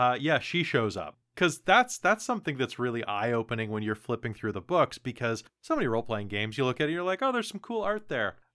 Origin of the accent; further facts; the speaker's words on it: United States; now in Canada; I'm American personally, even though I live in Canada